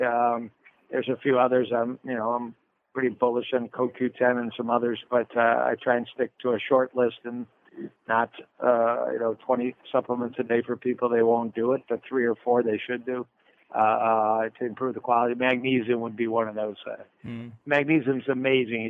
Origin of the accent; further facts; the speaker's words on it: Detroit, Michigan, United States; I'm from Motown, so we move naturally in Detroit and Motown